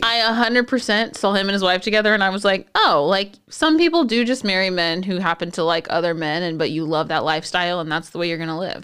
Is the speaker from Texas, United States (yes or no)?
yes; San Antonio, Texas, United States; I'm from San Antonio where all the cops are, like, majority of the cops are brown